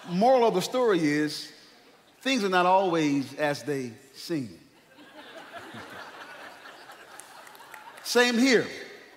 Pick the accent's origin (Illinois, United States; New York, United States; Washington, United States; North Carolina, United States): North Carolina, United States; I'm from North Carolina